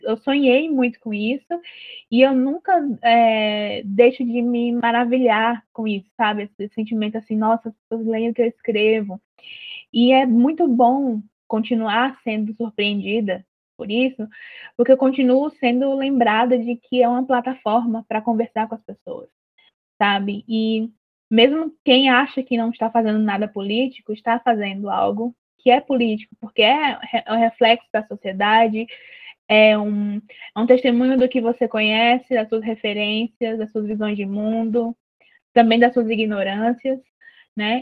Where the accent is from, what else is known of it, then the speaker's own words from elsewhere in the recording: Juazeiro do Norte, Ceará, Brazil; a minha cidade, que é Juazeiro do Norte, cidade do Padre Cícero, né? E então eu cresci cercada por essas referências